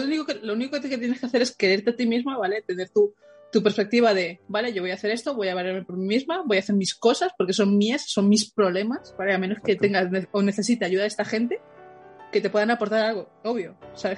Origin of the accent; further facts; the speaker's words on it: Madrid, Community of Madrid, Spain; Los madrileños siempre decimos aquí en Madrid cuando estamos en otro sitio